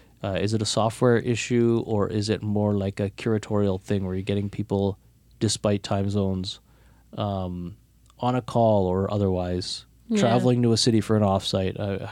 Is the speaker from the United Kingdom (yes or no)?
no; Toronto, Ontario, Canada; And as Torontonians, we're a little insular.